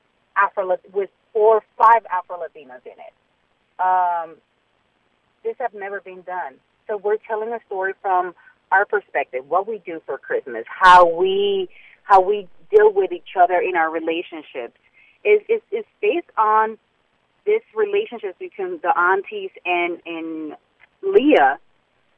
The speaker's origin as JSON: {"language": "English", "town": "New York City", "region": "New York", "country": "United States", "tie": "born or raised there", "also_born_or_lived": "Harlem", "said": "I grew up in Washington Heights"}